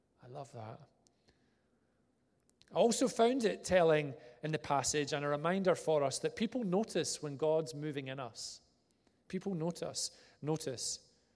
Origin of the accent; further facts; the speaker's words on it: Vale of Leven, Scotland, United Kingdom; also born or lived in Inverness; of my child years were spent in a place called Vale of Leven near Loch Lomond